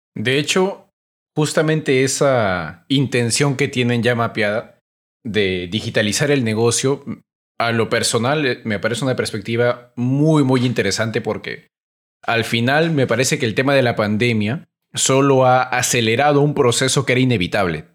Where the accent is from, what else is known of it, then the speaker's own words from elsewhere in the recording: Peru; Se los digo como peruano